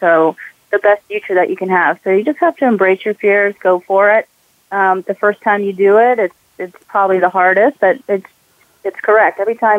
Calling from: Atlanta, Georgia, United States; Sure. I'm also in Atlanta today.

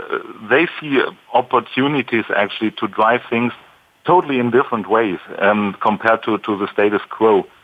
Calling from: Stuttgart, Baden-Württemberg, Germany; I'm calling in from Stuttgart area, so in Germany down there.

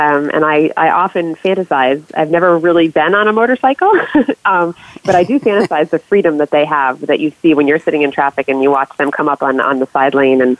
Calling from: north of Boston, Massachusetts, United States; Well, I'm calling from north of Boston, so we have our fair share of traffic jams around here.

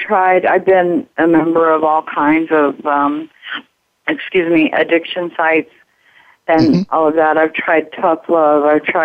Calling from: Albuquerque, New Mexico, United States; Albuquerque, New Mexico.

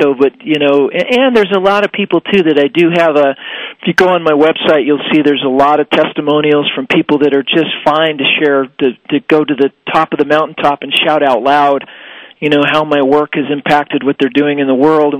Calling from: Denver, Colorado, United States; From Denver, Colorado.

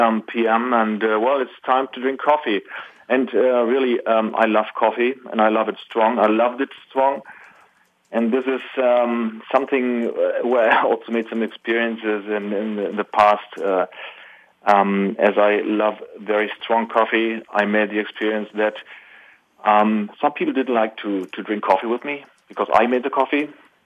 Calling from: Germany; Well, I'm calling from Germany.

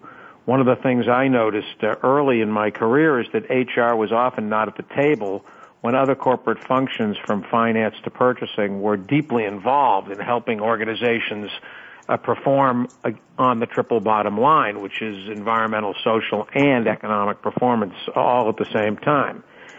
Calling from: Boston, Massachusetts, United States; I'm in Boston, where the temperature has dropped again under 50 degrees.

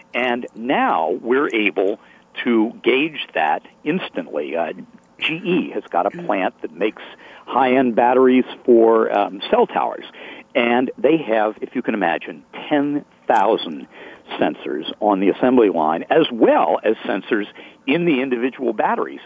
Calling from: Medfield, Massachusetts, United States; I'm calling from Medfield, Massachusetts, a historic town that's been around since uh, 1649

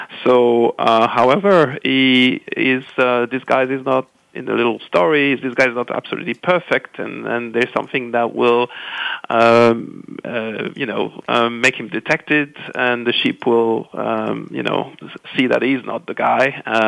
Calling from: London, United Kingdom; Calling from sunny, getting rainy now, London.

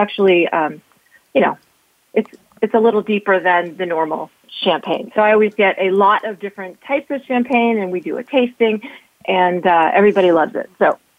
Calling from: Washington, District of Columbia, United States; Hi, I'm calling from Washington, D.C., just outside Northern Virginia.

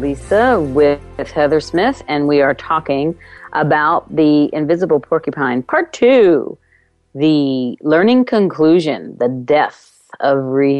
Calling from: Ireland; I am calling from Ireland, so there's a little bit of wind going on outside.

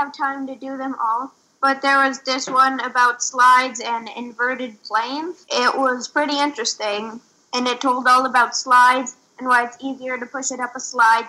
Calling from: Boulder, Colorado, United States; I am 10 years old. I'm reporting from Boulder, Colorado.

